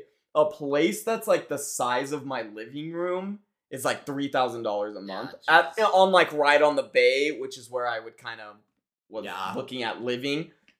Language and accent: English; United States; I don't know if I'm pro-American, but I am American.